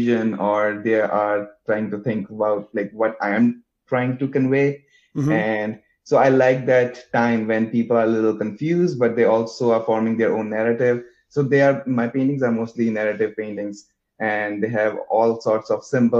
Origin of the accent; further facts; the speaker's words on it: India; moved away as an adult; also born or lived in Madison, Wisconsin; now in New York, United States; I grew up in India, and I'm a painter.